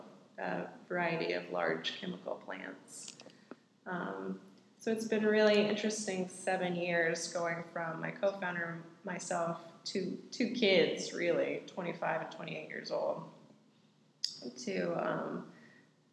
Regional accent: Huntsville, Alabama, United States; moved away as an adult; now in Houston, United States; I grew up in Huntsville, got out of Alabama pretty much as soon as possible.

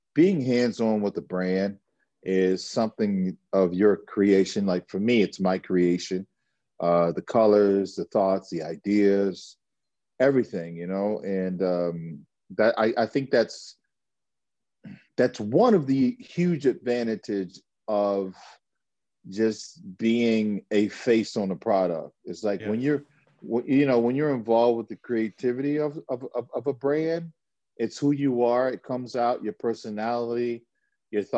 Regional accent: United States; I'm an American guy

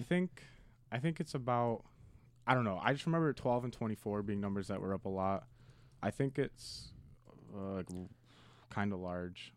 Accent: United States; as an American

